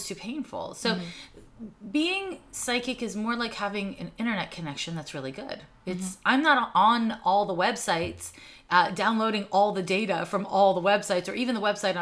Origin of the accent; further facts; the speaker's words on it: Montreal, Quebec, Canada; also born or lived in San Francisco; now in Oakland, United States; But I grew up in Snowden neighborhood.